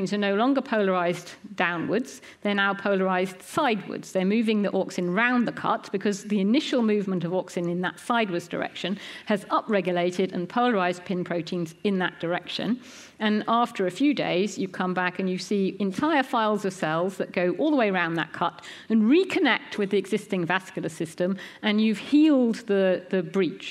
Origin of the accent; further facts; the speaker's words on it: United Kingdom; we're British